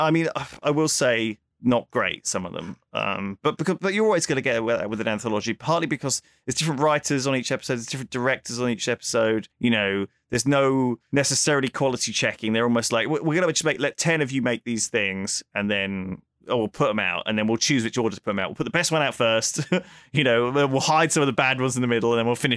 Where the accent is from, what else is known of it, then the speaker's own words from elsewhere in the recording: England, United Kingdom; us as English people